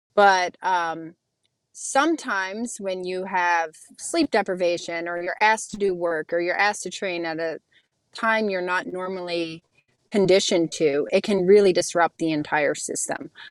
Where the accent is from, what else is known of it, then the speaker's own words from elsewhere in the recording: Youngstown, Ohio, United States; moved away; I grew up in Youngstown, Ohio